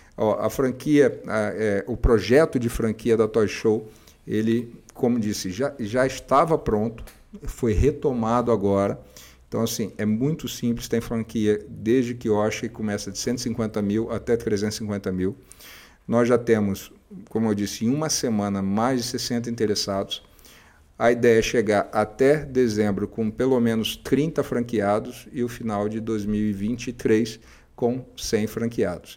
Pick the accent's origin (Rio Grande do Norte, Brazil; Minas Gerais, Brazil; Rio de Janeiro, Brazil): Rio de Janeiro, Brazil; eu sou carioca